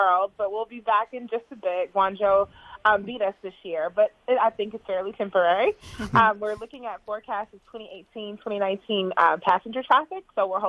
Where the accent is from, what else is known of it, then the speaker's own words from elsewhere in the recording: Atlanta, Georgia, United States; I'm raised in Atlanta.